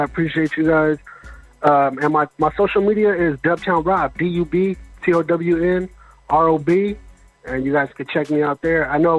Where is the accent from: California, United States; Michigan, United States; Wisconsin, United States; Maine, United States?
California, United States; Winton; Yeah, 209 up by Fresno area, Modesto. I'm from Winton. Winton. It's a smaller town just outside of. It's about an hour north of Fresno.